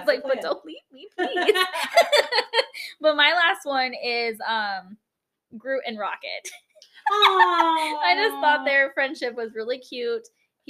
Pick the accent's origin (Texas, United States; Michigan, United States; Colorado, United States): Colorado, United States; Denver; born or raised there; moved away; also born or lived in Oregon